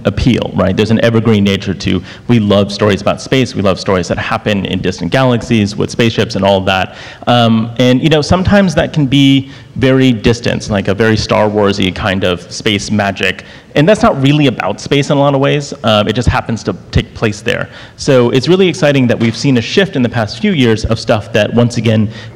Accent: South Florida, United States; I grew up in South Florida, a couple hours away from Cape Canaveral

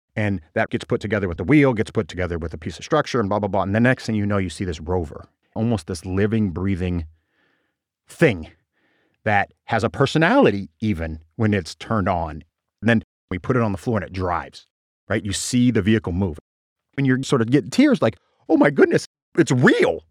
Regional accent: small Nebraska town, United States; born or raised there; moved away

